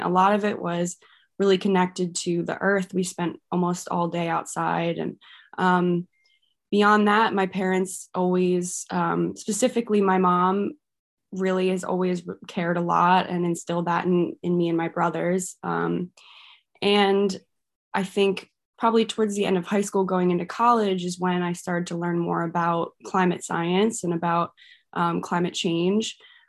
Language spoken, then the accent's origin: English; Haddon Township, New Jersey, United States; also born or lived in Merchantville; I was born and lived in Merchantville for the first, you know, little bit, and then grew up in Haddon Township.